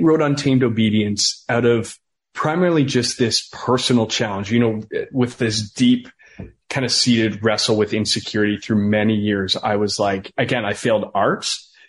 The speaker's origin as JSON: {"language": "English", "town": "Listowel", "region": "Munster", "country": "Ireland", "said": "I was like, yeah, I come from Listowel. I'm an ex-drug dealer."}